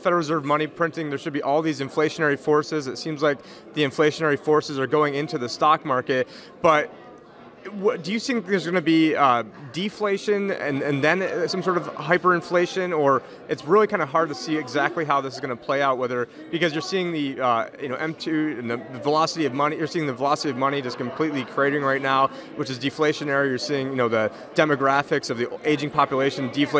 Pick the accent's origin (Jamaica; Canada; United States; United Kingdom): United States; Phoenix, Arizona; I'm from Phoenix